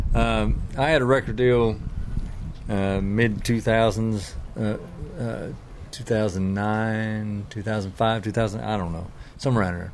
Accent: Beaver Dam, Kentucky, United States; also born or lived in Nashville, Tennessee; I'm from Kentucky, place called Beaver Dam

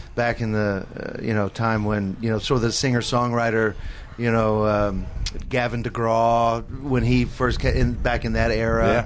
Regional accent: Katy, Texas, United States; now in Nashville, United States; I'm originally I'm from Houston, Texas. More more specifically, Katy, Texas

